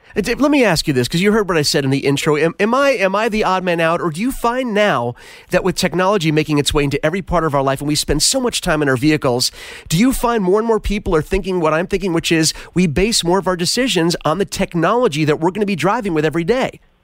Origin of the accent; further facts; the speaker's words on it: East Coast, United States; now in Los Angeles, United States; growing up on the East Coast in the mountains